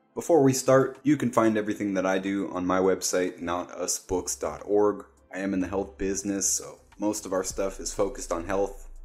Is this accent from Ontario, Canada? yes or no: yes; Toronto, Ontario, Canada; moved away; I was raised in East Toronto, Canada